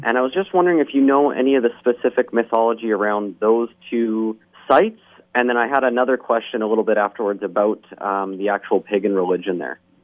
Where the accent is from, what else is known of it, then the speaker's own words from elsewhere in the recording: British Columbia, Canada; I'm from British Columbia in Canada here